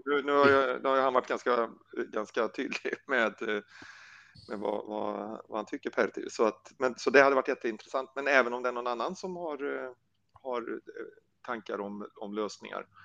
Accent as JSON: {"language": "Swedish", "region": "Värmland", "country": "Sweden", "also_born_or_lived": "Blekinge", "moved": "yes", "lives_now": "Karlshamn, Sweden", "said": "Jag är ju värmlänning från början, bor i Blekinge nu, men är värmlänning."}